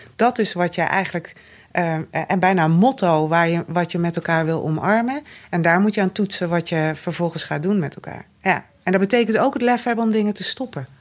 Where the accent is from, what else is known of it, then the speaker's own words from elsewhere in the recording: Noordoostpolder, Flevoland, Netherlands; Ik kom uit de Noordoostpolder.